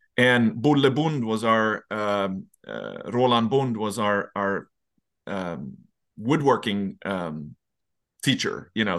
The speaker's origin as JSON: {"language": "English", "region": "Dalarna County", "country": "Sweden", "tie": "born or raised there", "moved": "yes", "said": "I'm from Dalarna, uh, which is the parish in the center"}